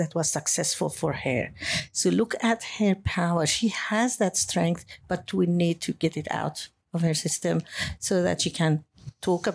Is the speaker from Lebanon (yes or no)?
yes; Lebanon; moved away as an adult; also born or lived in Beirut, Lebanon / Germany; now in Australia; I lived in a country, I come from Lebanon. During the war, I had to live as a refugee within my country